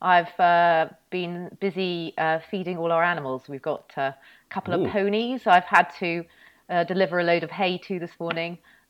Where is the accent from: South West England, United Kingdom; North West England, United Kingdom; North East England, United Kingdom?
North West England, United Kingdom; Yes, well, I was brought up in the Northwest and I went to my local primary school.